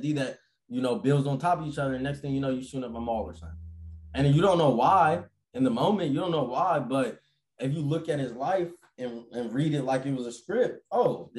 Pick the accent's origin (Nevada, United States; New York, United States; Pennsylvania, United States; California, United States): Nevada, United States; Las Vegas; I grew up in Vegas